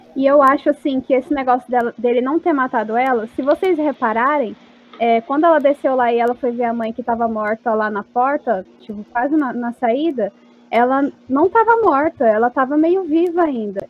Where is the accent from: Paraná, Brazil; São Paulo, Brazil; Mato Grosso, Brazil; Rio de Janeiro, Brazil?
Mato Grosso, Brazil; Rondonópolis; eu sou de Rondonópolis